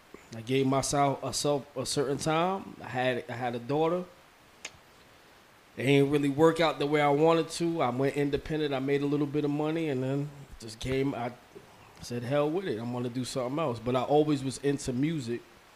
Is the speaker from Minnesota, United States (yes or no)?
no; Mount Vernon, New York, United States; Like I said, I'm from Mount Vernon, so you know Yonkers is right there.